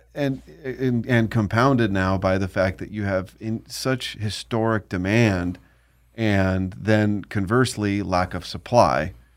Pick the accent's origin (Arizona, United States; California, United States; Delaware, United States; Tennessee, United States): California, United States; Southern; growing up in Southern California